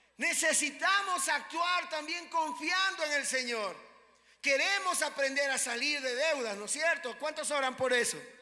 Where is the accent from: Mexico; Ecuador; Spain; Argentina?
Ecuador; aunque somos ecuatorianos, también somos extranjeros en esta tierra